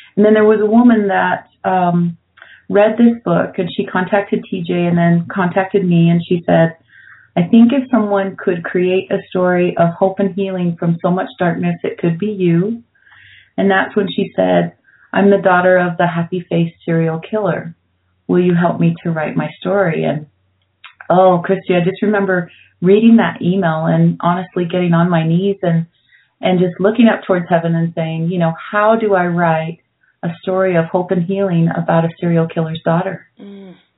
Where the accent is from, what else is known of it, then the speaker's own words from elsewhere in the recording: Brigham City, Utah, United States; moved away; also born or lived in Denver, Colorado; I grew up Catholic in Brigham City, Utah